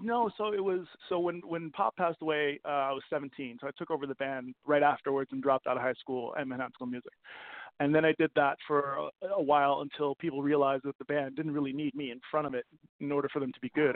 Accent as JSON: {"language": "English", "town": "Copenhagen", "region": "Capital Region of Denmark", "country": "Denmark", "tie": "born or raised there", "also_born_or_lived": "New York / Vancouver", "moved": "yes", "said": "I grew up in Copenhagen, moved to moved to New York"}